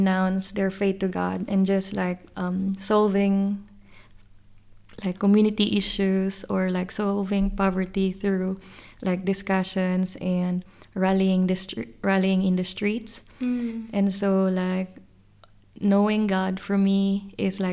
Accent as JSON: {"language": "English", "town": "Cebu City", "region": "Central Visayas", "country": "Philippines", "tie": "born or raised there", "moved": "as an adult", "lives_now": "Sydney, Australia", "said": "I'm originally from Cebu, Philippines, but I have been here in Sydney for maybe nearly 5 years."}